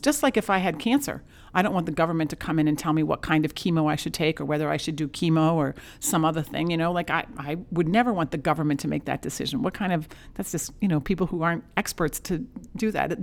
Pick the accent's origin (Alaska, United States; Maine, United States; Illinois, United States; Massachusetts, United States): Maine, United States; Penobscot Bay; I come from Penobscot Bay. My grandparent, my grandfather was a lobsterman out there